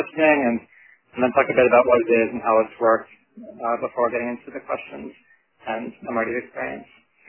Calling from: New York City, New York, United States; also born or lived in Toronto, Canada; I'm calling in from Brooklyn, New York.

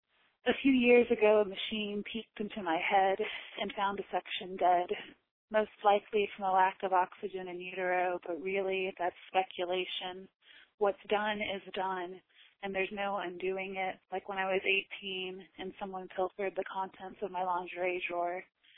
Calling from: Burlington, North Carolina, United States; I'm calling from Burlington, North Carolina.

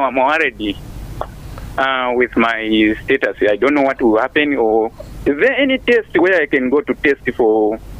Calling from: Neganega, Southern Province, Zambia; I'm calling from Neganega.

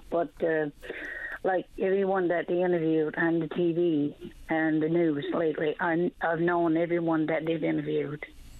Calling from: Clarenville, Newfoundland and Labrador, Canada; also born or lived in Port aux Basques; I'm calling from Clarenville area.

